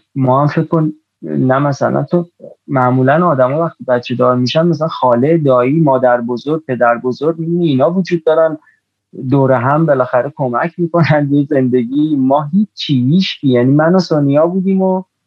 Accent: Iran; ماها تو ایران باز ما هم یعنی من خودم نسل ده 60 نسل میدونی سال دو به دنیا آمدم به هر حال نسل خیلی جالبی نبودیم به هر حال میدونی یعنی یه توی فضای خیلی عجیبی بزرگ شدیم

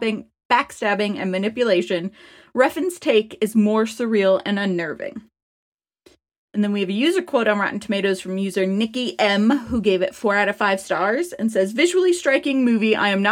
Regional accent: California, United States; I mean, like, I grew up in Southern California, likely.

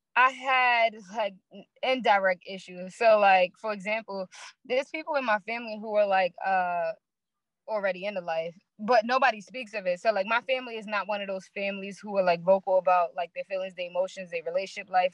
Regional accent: New York City, New York, United States; I'm from Brooklyn, New York. Marcy Projects to be exact

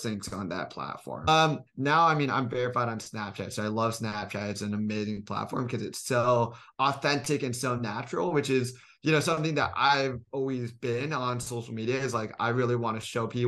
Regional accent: Silicon Valley, California, United States; moved away as an adult; now in Los Angeles, United States; I'm from Silicon Valley

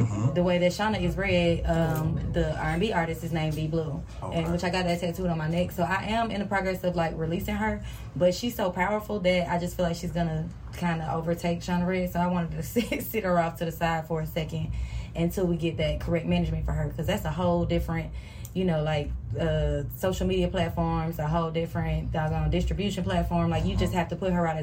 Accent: Atlanta, Georgia, United States; I'm from Atlanta. I'm born and raised from Atlanta.

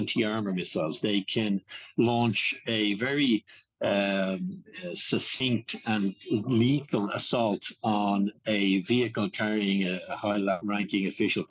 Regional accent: Ireland; I would be familiar with being Irish and having grown up in Ireland

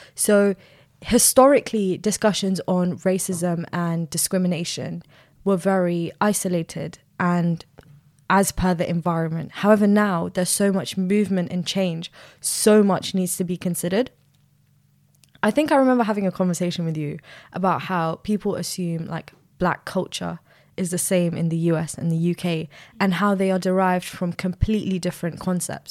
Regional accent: Sudan; now in United Kingdom; I'm from Sudan

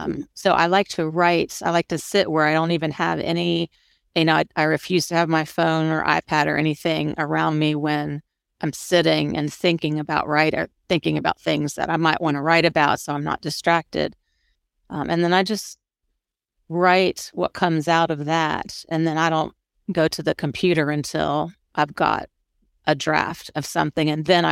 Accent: Florida, United States; I'm from Florida.

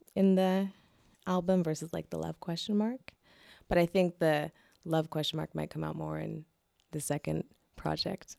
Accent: Seattle, Washington, United States; also born or lived in Boston; I went back to, uh, Seattle. So I lived in Boston from two thousand, uh, six to two thousand eleven. So solid five years there. And then I decided I wanna go back home

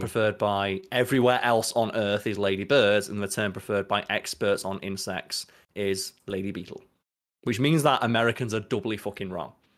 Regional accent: United Kingdom; we're British

